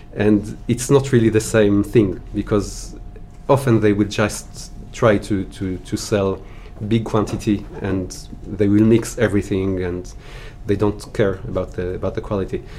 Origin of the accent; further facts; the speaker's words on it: Israel; moved away as an adult; now in Paris, France; I was born and raised in Israel